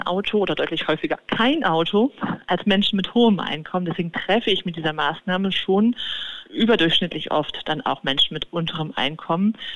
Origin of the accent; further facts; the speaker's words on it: Cologne, North Rhine-Westphalia, Germany; in meiner Heimatstadt Köln